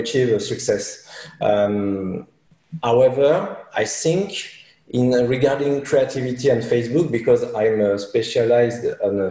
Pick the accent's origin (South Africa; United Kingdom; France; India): France